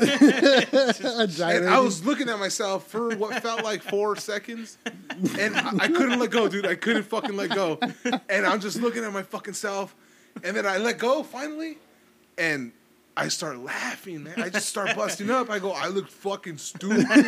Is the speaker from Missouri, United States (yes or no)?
no; California, United States; I'm from California.